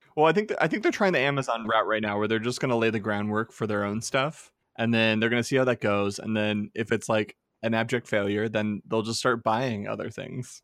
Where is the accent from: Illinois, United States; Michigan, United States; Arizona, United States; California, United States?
Arizona, United States; I grew up in Arizona